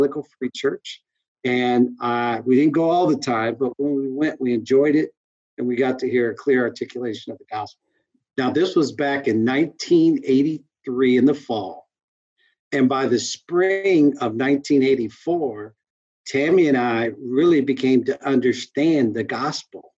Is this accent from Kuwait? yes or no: no; St. Louis, Missouri, United States; moved away as an adult; also born or lived in Cincinnati; we lived in St. Louis and Kansas City, which were my hometown and her hometown